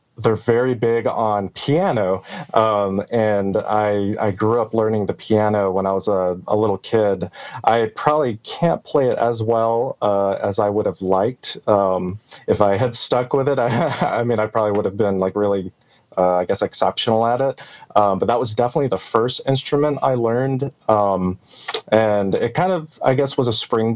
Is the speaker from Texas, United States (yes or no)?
yes; Dallas, Texas, United States; also born or lived in Torrance, California / Moreno Valley, California; Born there, and then lived in Moreno Valley, which is kind of a suburb of LA, until I was about 8 and a half. And then we moved to Texas, the Dallas area. And I've been here ever since